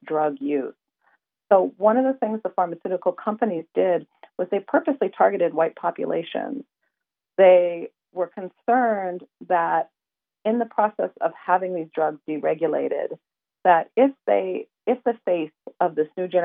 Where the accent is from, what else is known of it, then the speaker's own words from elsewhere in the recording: Erie, Pennsylvania, United States; I grew up in Western Pennsylvania, which is in Erie, Pennsylvania